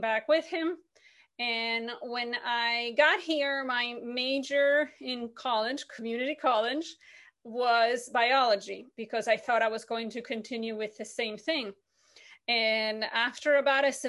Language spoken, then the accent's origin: English; Buenos Aires, Argentina; moved away as an adult; now in United States; I was born and raised in Buenos Aires, Argentina.